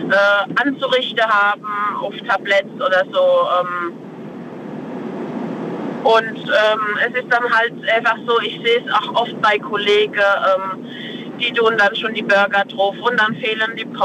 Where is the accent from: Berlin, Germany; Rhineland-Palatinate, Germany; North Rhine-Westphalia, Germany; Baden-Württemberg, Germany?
Rhineland-Palatinate, Germany; Freisbach; Aus Freisbach. Bei Speyer.